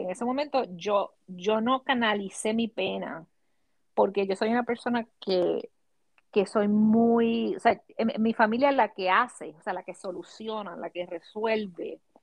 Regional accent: Puerto Rico; mis experiencias creciendo en Puerto Rico

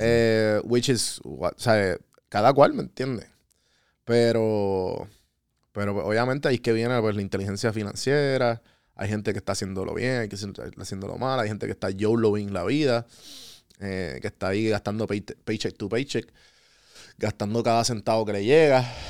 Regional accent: Puerto Rico; moved away as an adult; also born or lived in Atlanta, United States; nosotros como puertorriqueños y como hispanos

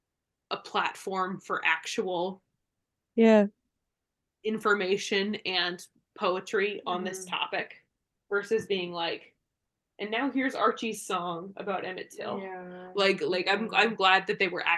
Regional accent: United Kingdom; moved away; I grew up in the United Kingdom

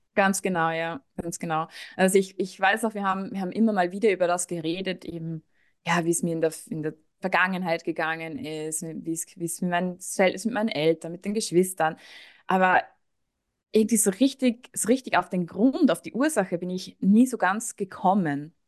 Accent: Austria; moved away; Ich komme eigentlich aus Österreich

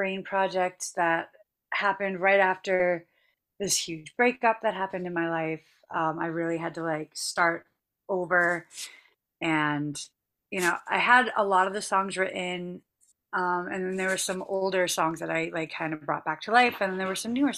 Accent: Boston, Massachusetts, United States; I'm from Boston

